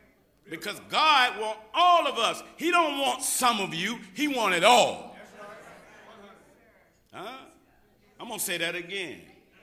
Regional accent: Georgia, United States; now in Los Angeles, United States; And I'm coming from Georgia. Me and my family like the Beverly Hillbillies. I landed in L.A. and it was a rude awakening because in Georgia, you know, you speak to everybody.

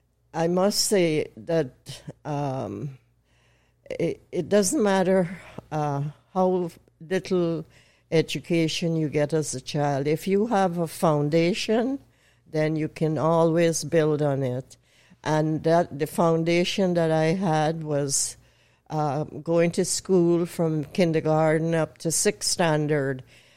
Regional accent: Guyana; born there; I was born in Guyana. Guyana is a British colony on the northeast coast of South America.

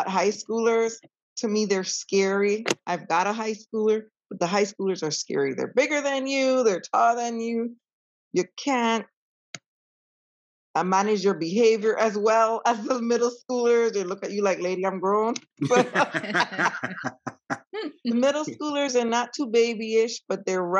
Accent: U.S. Virgin Islands; now in Spring Hill, United States; I am originally from St. Croix, U.S., Virgin Islands, currently living in Spring Hill, Florida.

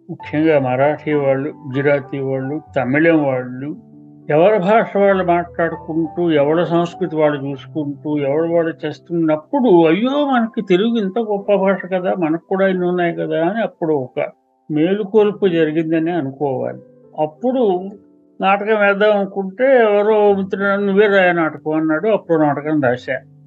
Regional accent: Kakinada, Andhra Pradesh, India; నేను కాకినాడలో పుట్టి పెరిగాను అక్కడ సాహిత్య వాతావరణం బాగుండేది చిన్నప్పుడు అన్ని చూసేవాళ్ళం పెరిగేవాళ్ళం

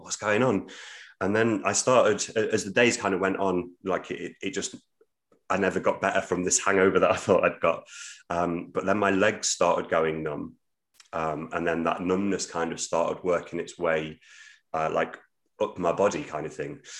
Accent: Midlands, United Kingdom; now in Hull, United Kingdom; I'm from the Midlands originally

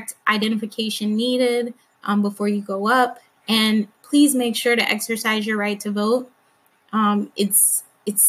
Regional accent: Alabama, United States; I grew up in Alabama

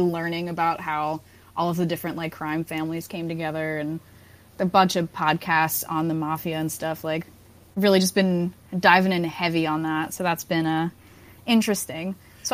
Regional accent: Massapequa, New York, United States; I'm from Long Island, and I'm from a town called Massapequa, and that was, like, the place for John Gotti

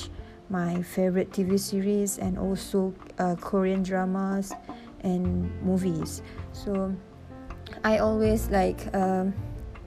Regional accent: Alor Setar, Kedah, Malaysia; moved away as an adult; I'm from Alustar

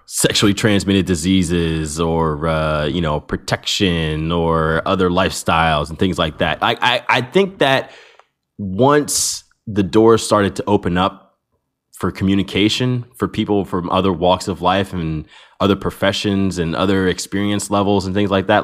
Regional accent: United States; as an American

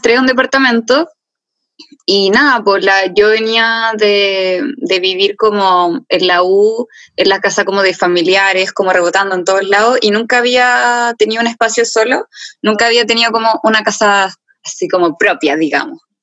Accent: Arica, Arica y Parinacota, Chile; moved away as an adult; also born or lived in Santiago, Chile; me fui de Santiago a Arica en bus

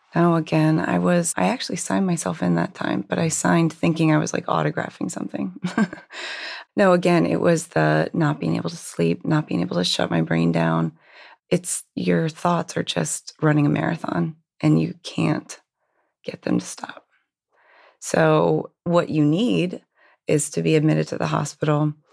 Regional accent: Hershey, Pennsylvania, United States; I actually grew up in Hershey, Pennsylvania.

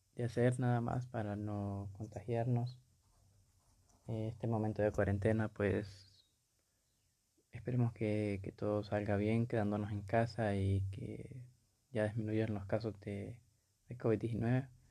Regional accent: Honduras; Tengo 20 años y soy de Honduras.

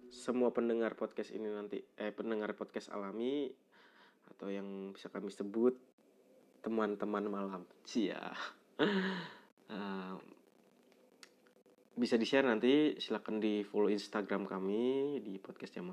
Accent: Pemalang, Central Java, Indonesia; Kabupaten Pemalang, Kota Pemalang, ter tempat tepatnya di daerah asal gue sendiri yaitu eh ya belum kenal ya uh, perkenalkan

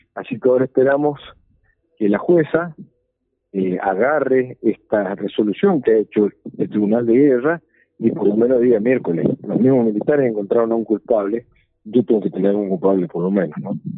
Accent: Argentina; como ciudadanos argentinos

